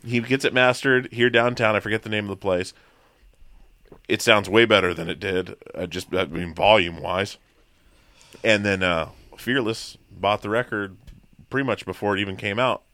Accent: Petersburg, Alaska, United States; born or raised there; also born or lived in Long Beach, Washington

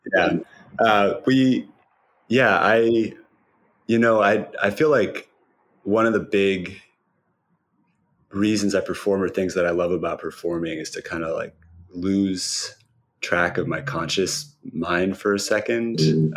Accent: Cambridge, Massachusetts, United States; I um, grew up in Cambridge

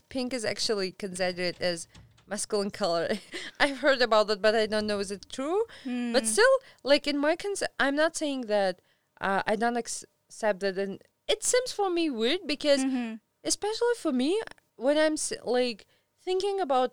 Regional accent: Tajikistan; moved away as an adult; now in Bishkek, Kyrgyzstan; when I was leaving from Tajikistan to Bishkek

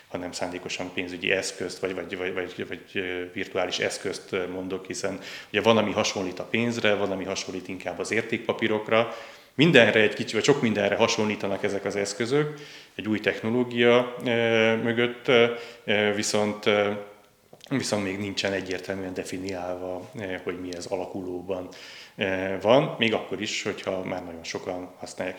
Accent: Budapest, Hungary; also born or lived in Győr, Hungary; budapesti vagyok, és főként Budapesten éltem, de Győrben jártam gimnáziumban

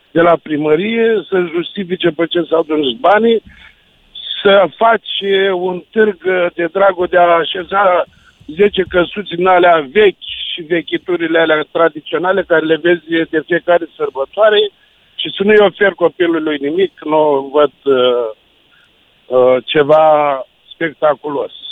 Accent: Brăila, Brăila County, Romania; Da, eu sunt din Brăila, deci rămân uh, dezamăgit uh, de unele orașe.

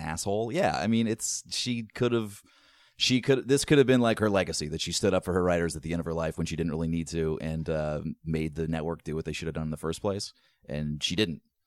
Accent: East Coast, United States; I'm from the East Coast

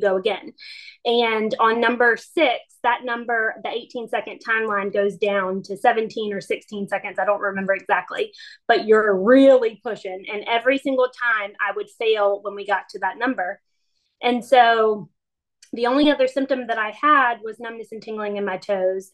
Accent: Wilmington, North Carolina, United States; I was home in my hometown of Wilmington

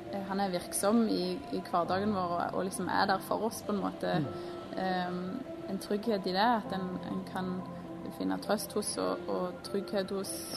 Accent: Vigrestad, Rogaland, Norway; født og oppvokst på Vigrestad

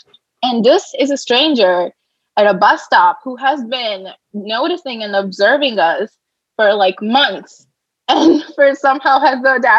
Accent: Hyderabad, Telangana, India; now in United States; No. You were just like, so where are you from? And I was like, you know, I'm from Hyderabad.

